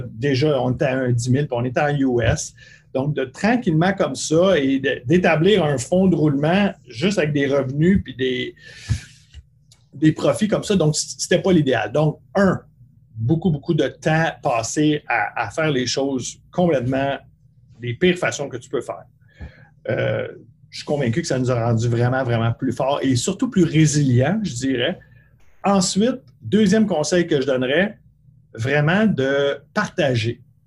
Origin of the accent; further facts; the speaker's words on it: Bourassa, Quebec, Canada; où j'ai grandi à Bourassa